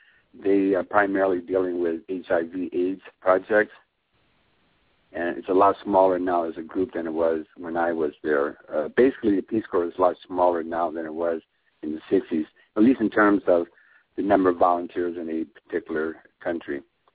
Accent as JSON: {"language": "English", "town": "Seattle", "region": "Washington", "country": "United States", "tie": "born or raised there", "moved": "yes", "said": "I grew up in Seattle."}